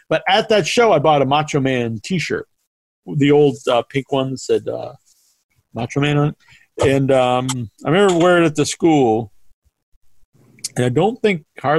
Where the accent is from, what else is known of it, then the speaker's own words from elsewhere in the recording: England, United Kingdom; No, no, I'm English.